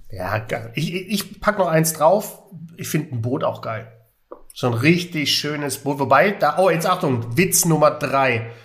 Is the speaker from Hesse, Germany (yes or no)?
no; Stuttgart, Baden-Württemberg, Germany; Stuttgart City, Doch. meine Heimat